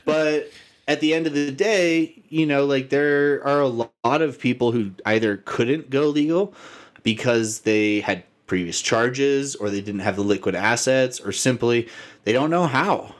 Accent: Arizona, United States; I grew up in Arizona

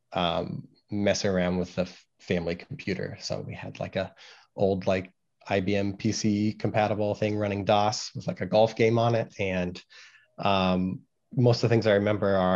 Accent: Carmel, Indiana, United States; moved away; also born or lived in Los Angeles, California; moved to the Midwest, lived in Indiana, most of my life

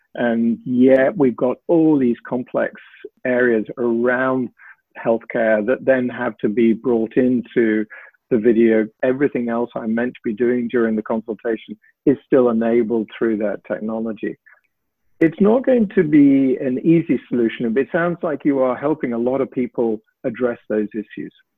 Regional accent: United Kingdom; moved away; you'll tell from my accent perhaps that I trained in the UK and worked there a lot

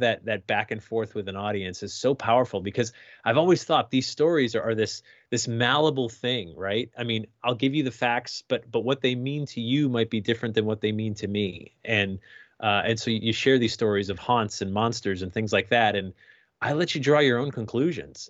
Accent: Sandy Hook, Connecticut, United States; I grew up in Sandy Hook, Connecticut

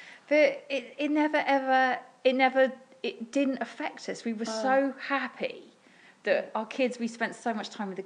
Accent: Portsmouth, South East England, United Kingdom; It's my home. I was born in Portsmouth.

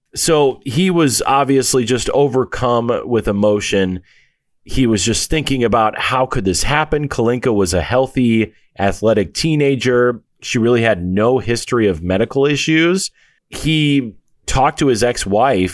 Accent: United States; as an American

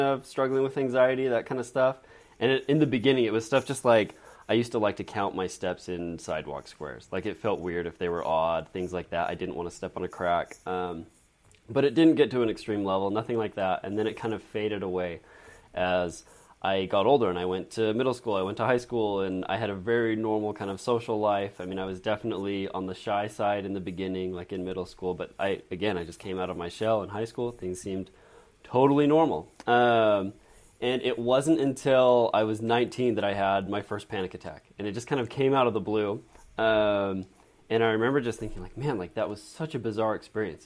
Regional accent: Draper, Utah, United States; I grew up in Draper, Utah

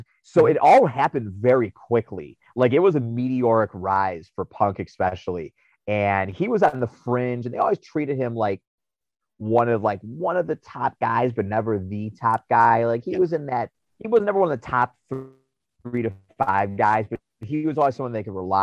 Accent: Chicago, Illinois, United States; in Chicago, my hometown

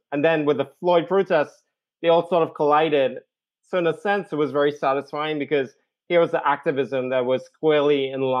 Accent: Trinidad & Tobago; moved away; I'm originally from the Caribbean. I'm from Trinidad and Tobago, the most southerly isle, right next to Venezuela. What was a British colony from 1797. And so we all grew up in the English system of education. And I grew up in a remote village

